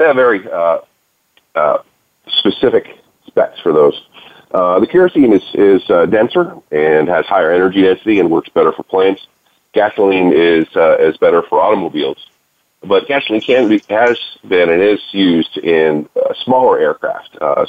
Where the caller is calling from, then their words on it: Houston, Texas, United States; I'm calling in from Space City, where they we're the guys that produce the fuel that put jets in the air and the man on the moon.